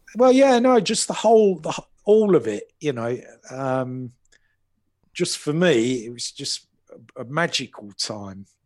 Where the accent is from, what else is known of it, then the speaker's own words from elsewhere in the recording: Wembley, London, United Kingdom; I was born in Wembley